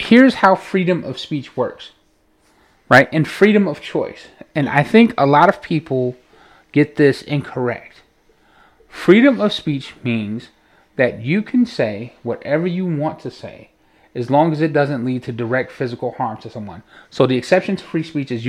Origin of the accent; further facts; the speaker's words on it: Chicago, Illinois, United States; we're from Chicago